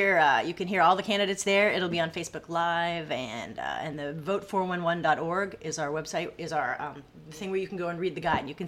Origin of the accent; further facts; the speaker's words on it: Maine, United States; moved away as an adult; also born or lived in Boston / California; now in Corpus Christi, United States; We moved to California. And then, Maine. I'm from Maine.